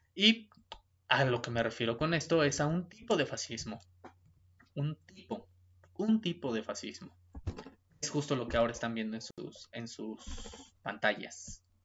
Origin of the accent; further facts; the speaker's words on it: Mexico; para los que somos mexicanos